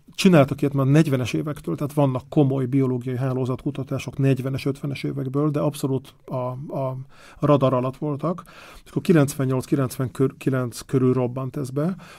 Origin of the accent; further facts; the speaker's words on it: Budapest, Hungary; moved away as an adult; also born or lived in Lake Balaton; now in Parma, Italy; én Pesti vagyok